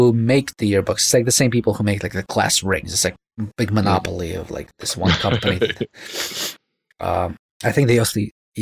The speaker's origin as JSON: {"language": "English", "town": "New York City", "region": "New York", "country": "United States", "tie": "born or raised there", "also_born_or_lived": "Russia", "said": "when I was growing up in Brooklyn"}